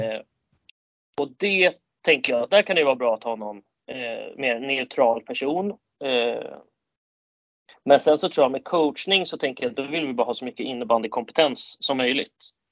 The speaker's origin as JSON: {"language": "Swedish", "town": "Storvreta", "region": "Uppsala County", "country": "Sweden", "also_born_or_lived": "Kalmar", "moved": "yes", "lives_now": "Täby, Sweden", "said": "jag är från Storvreta utanför Uppsala"}